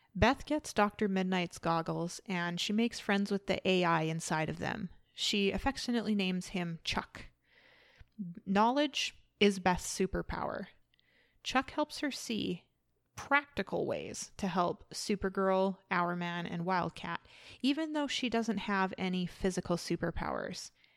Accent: Canada; I am from Canada

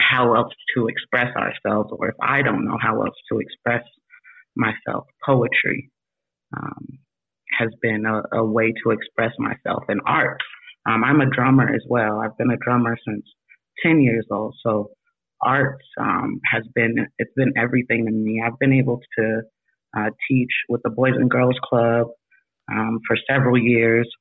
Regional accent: Utah, United States; I myself am not from Utah originally either, but grew up in Utah.

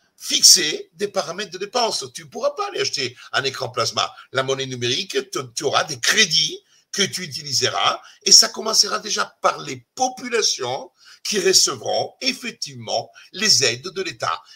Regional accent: Italy; French is a second language; now in France; je suis italien

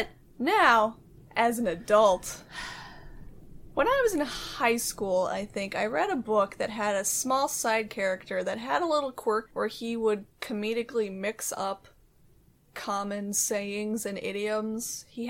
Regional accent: Seattle, Washington, United States; I'm from Seattle and I've always lived here, so I don't know why my accent is so weird.

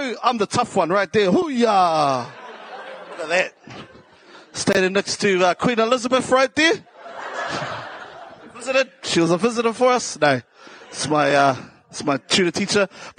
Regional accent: Waitara, Taranaki, New Zealand; accent: South Auckland; also born or lived in South Auckland; Yeah, I'm from originally from Taranaki, from Te Ate Awa.

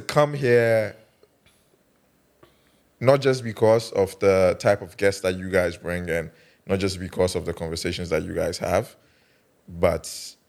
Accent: Kumasi, Ashanti, Ghana; moved away; also born or lived in Accra; Because I'm Ghanaian

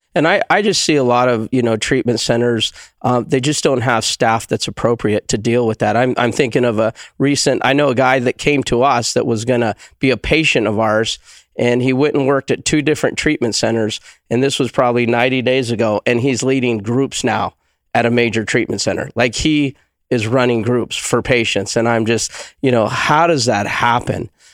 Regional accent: Tucson, Arizona, United States; moved away as an adult; now in Prescott, United States; I'm a desert rat. I'm from Tucson

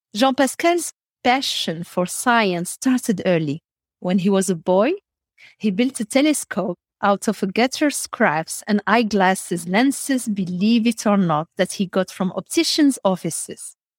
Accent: Morocco; also born or lived in Middle East / United States; now in Belgium; I was born in Morocco, and then I had, uh, the luxury to travel around the world and live in Middle East, in the United States of America, back to Belgium

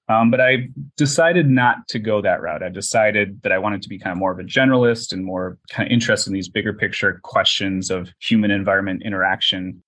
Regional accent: Minnesota, United States; moved away as an adult; also born or lived in Wisconsin / San Jose, California; I wanted to get out of uh, the Midwest because I'm from Minnesota, so I'd only uh, been there.

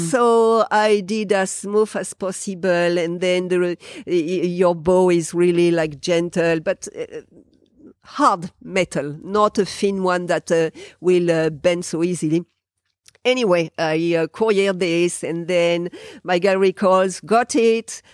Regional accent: France; English is a second language; moved away as an adult; now in New Zealand

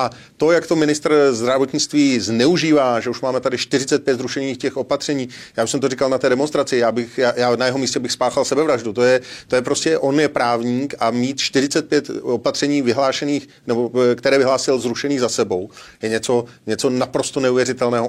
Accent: Czechia

